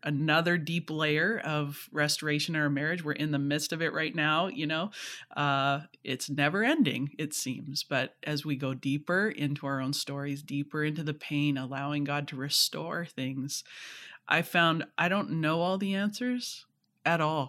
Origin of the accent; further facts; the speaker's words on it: Canada; I'm Canadian, you know, Scottish parents